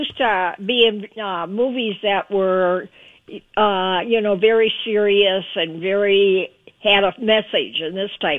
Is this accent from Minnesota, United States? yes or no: yes; Cloquet, Minnesota, United States; Cloquet, my hometown